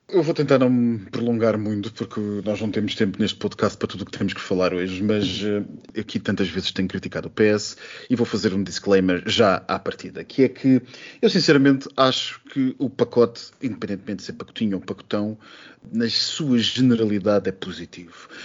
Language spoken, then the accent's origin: Portuguese; Portugal